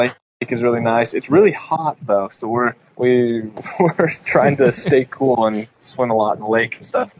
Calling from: Shasta Lake, California, United States; So right now we are on Shasta Lake. So it's in Northern California, just like north of Redding, California

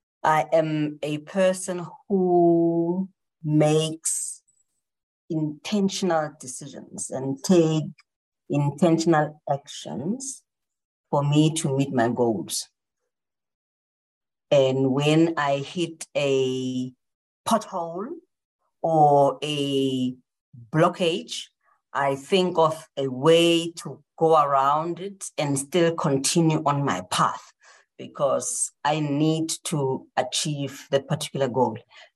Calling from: South Africa; I'm calling in from South Africa, so it's nighttime.

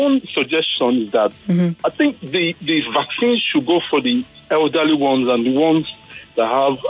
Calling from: Lagos, Nigeria; I'm calling from Sulere.

